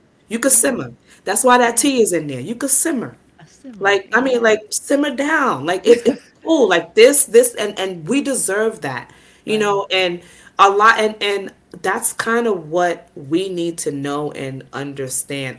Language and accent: English; New York City, New York, United States; I'm from Brooklyn